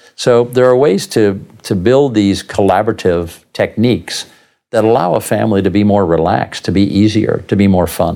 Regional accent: Southern California, United States; now in Tucson, United States; I grew up surfing in Southern California

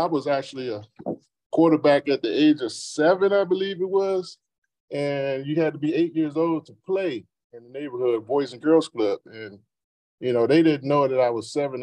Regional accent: Washington, District of Columbia, United States; I grew up in Southeast DC

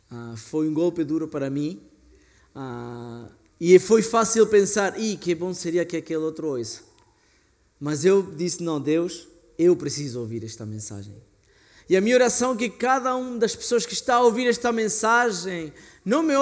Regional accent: Argentina; Portuguese is a second language; Aliás, na Argentina, sou argentino, fazemos grelhados que a carne demora duas, três, quatro horas em cozer.

